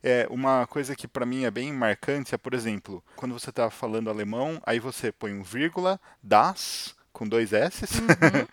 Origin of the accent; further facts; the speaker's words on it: Brazil; moved away as an adult; now in Germany; nós sendo brasileiros